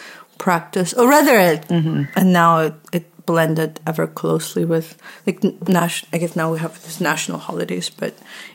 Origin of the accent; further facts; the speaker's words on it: Texas, United States; Well, yeah, growing up in Texas and in a suburb, you would think that that's a part of it.